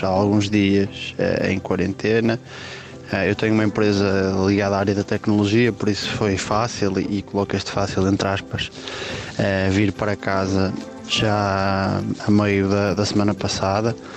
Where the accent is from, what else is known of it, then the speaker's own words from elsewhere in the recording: Braga, Norte, Portugal; sou de Braga